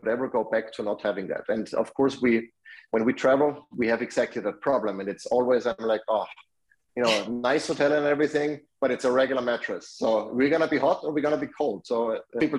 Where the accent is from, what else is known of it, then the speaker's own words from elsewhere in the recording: Austria; moved away; I'm from Austria, that's where I grew up.